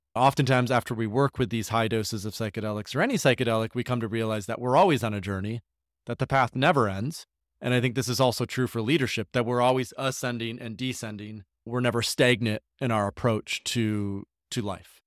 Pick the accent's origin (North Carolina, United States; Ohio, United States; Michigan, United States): Michigan, United States; Grand Rapids; I grew up in Grand Rapids, Michigan, uh, in a suburb of fifteen thousand people